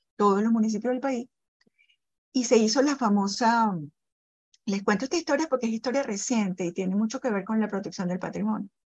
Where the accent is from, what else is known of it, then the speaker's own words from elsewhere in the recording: Caracas, Capital District, Venezuela; yo vivo en Caracas, yo soy caraqueña